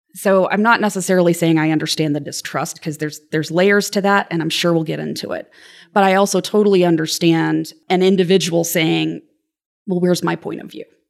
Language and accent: English; Lexington, Kentucky, United States; I grew up in Lexington, Kentucky